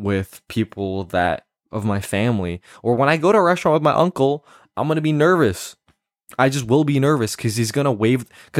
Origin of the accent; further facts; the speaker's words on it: Canada; but that's because I'm Canadian, right?